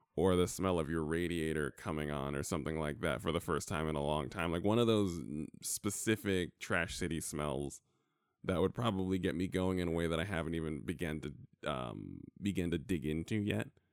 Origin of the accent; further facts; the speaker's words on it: New York, United States; now in California, United States; growing up in New York